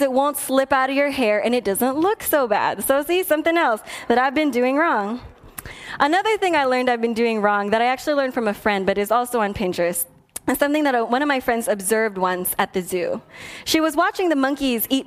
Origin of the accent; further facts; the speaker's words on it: Philippines; because I'm Filipino, we send food home with people when they come over